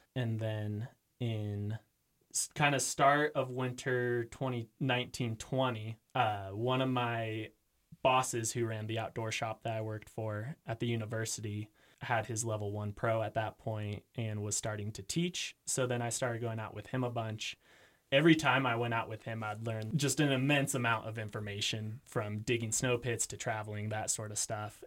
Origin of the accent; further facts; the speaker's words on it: Eugene, Oregon, United States; moved away as an adult; also born or lived in Utah; now in Jackson, United States; I am from Eugene, Oregon